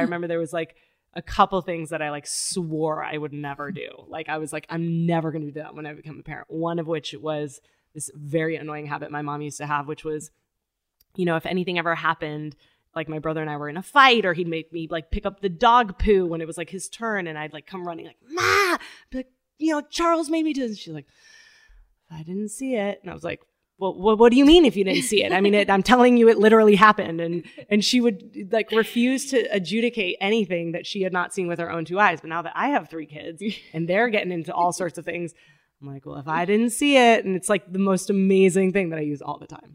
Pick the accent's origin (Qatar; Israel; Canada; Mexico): Mexico; Tijuana, Baja California; also born or lived in San Diego, California, United States; I was four, and so I was crossing the border every day to go to school